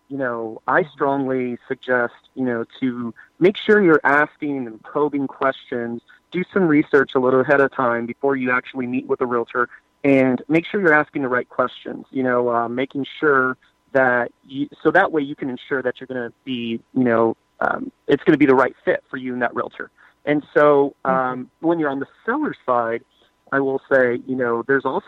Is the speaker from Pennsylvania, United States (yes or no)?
no; San Antonio, Texas, United States; born and raised in San Antonio.